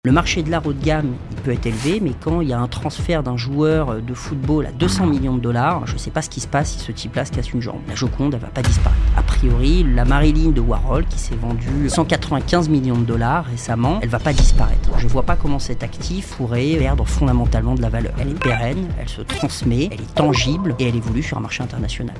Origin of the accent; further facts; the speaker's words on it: Djibouti; moved away as an adult; also born or lived in London / Bordeaux; je suis né à, je Djibouti, en Afrique de l'Est, entre l'Éthiopie, l'Érythrée, euh, la Somalie. J'ai grandi 18 euh, ans